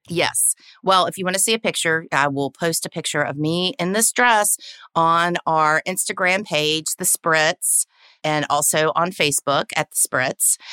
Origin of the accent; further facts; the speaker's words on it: the South, United States; accent: Southern; I'm born and raised in the South. Don't know if you can tell from the accent